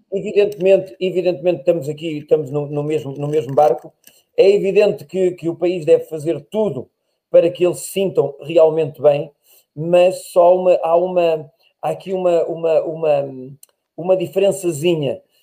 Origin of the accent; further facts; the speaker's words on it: Portugal; eu nasci em Portugal, cresci